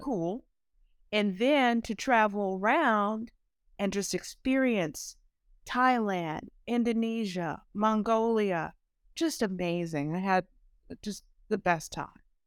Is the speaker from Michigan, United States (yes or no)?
no; Maywood, Illinois, United States; growing up in Maywood, Illinois